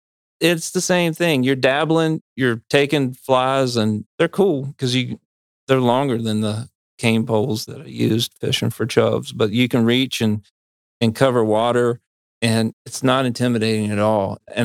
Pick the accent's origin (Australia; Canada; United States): United States; North Carolina; Well, so I grew up in Piedmont in North Carolina, and I fished for bluehead chubs with a cane pole.